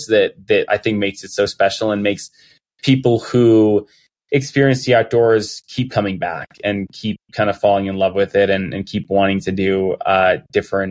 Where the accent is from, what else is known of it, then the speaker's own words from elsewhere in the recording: Colorado, United States; growing up in Colorado and not really being near the ocean at all